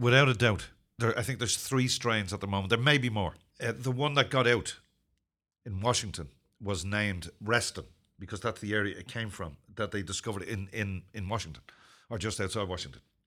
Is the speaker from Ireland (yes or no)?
yes; Ireland; also born or lived in Zimbabwe; I'm not British. I'm Irish